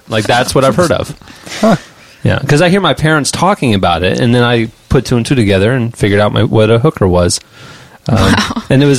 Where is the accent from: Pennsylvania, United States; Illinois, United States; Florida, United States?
Florida, United States; Orlando; I grew up on South OBT. That's where I lived until I was six.